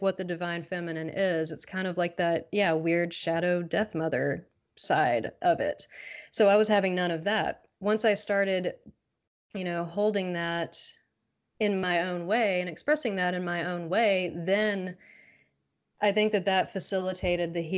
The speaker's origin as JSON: {"language": "English", "region": "the South", "country": "United States", "tie": "born or raised there", "said": "growing up in the South"}